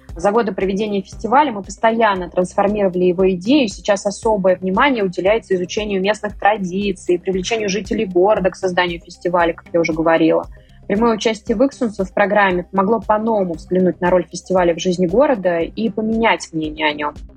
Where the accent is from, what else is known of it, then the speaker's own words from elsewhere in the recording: Vyksa, Nizhny Novgorod Oblast, Russia; сама родом из Выкса